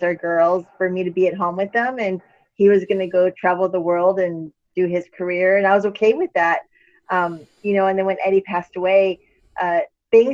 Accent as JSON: {"language": "English", "town": "El Paso", "region": "Texas", "country": "United States", "tie": "born or raised there", "also_born_or_lived": "Mexico City / Tampa, Florida / Phoenix, Arizona", "lives_now": "Houston, United States", "said": "I was born in El Paso, Texas. Woo! Chuco town."}